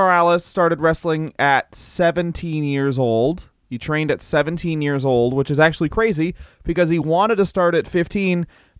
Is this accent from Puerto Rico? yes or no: yes; Puerto Rico; Yes, this I'm from Puerto Rico.